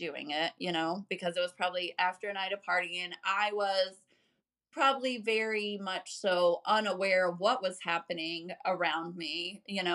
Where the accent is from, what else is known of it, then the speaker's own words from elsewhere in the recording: Florida, United States; also born or lived in Clewiston, Florida; I was born in Florida